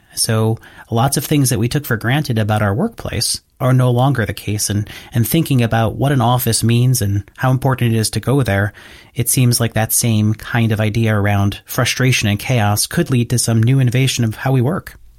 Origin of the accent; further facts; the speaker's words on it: United States; the US, my home country